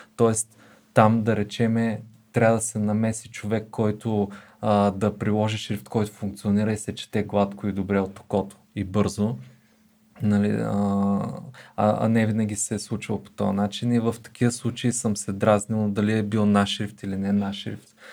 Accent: Bulgaria; това ни обославя като българи с идентичност

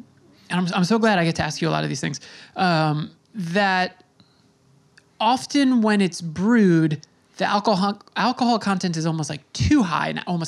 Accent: Long Island, New York, United States; I grew up on Long Island and I'm from like a white lower middle class family

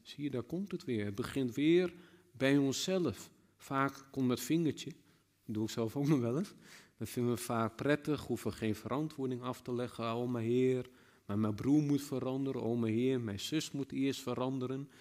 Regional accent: Netherlands; als Nederlanders

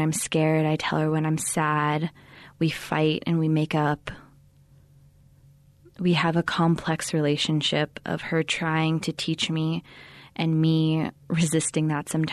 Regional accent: Manuelito, New Mexico, United States; I am from Manuelito, New Mexico

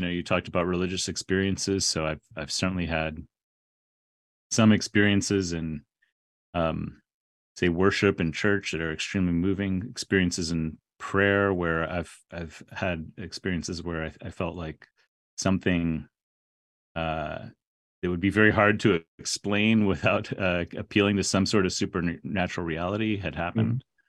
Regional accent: San Antonio, Texas, United States; Yeah, well, I grew up in San Antonio, Texas, going to Church of Christ, it was called.

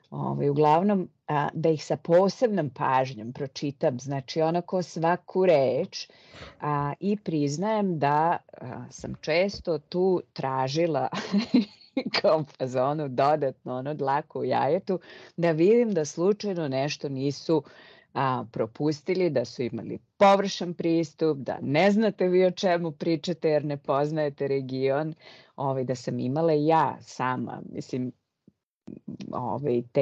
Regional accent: Serbia; moved away as an adult; ja sam otišla iz Srbije

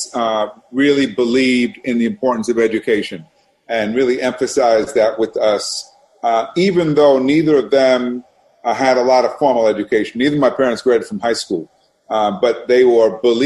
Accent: New York City, New York, United States; I grew up in New York City. I grew up in Brooklyn, Brooklyn, New York, a neighborhood called Brownsville

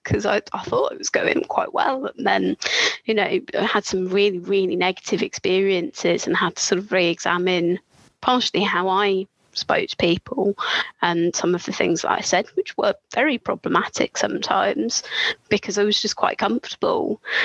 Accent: Brighton, South East England, United Kingdom; moved away; I grew up in Brighton, gay capital

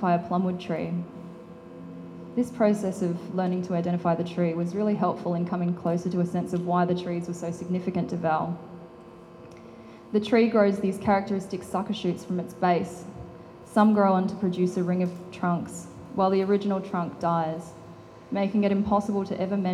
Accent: Northern Territory, Australia; I grew up in the Northern Territory

